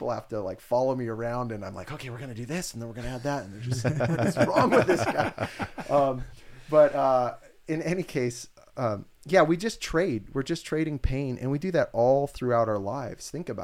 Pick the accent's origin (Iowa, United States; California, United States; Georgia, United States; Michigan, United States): California, United States; Santa Cruz; I'm from Santa Cruz and like, we're pretty weird.